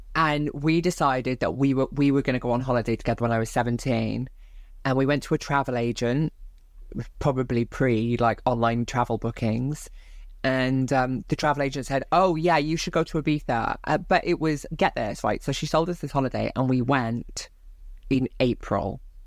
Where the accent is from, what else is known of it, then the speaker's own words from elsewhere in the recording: Barry, Wales, United Kingdom; born and raised in South Wales